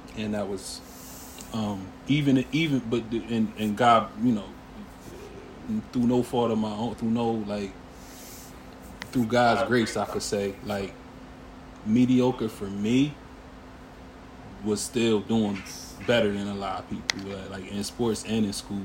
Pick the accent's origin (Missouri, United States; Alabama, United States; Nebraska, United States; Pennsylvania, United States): Pennsylvania, United States; Harrisburg; also born or lived in Lancaster, Pennsylvania / Pittsburgh, Pennsylvania; I'm from Harrisburg, PA, uptown. Um, spent my early sort of formative years of childhood uptown Harrisburg